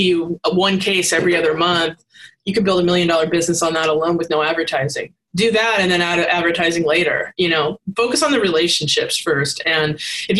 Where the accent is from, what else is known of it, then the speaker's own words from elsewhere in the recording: Seattle, Washington, United States; I'm from Seattle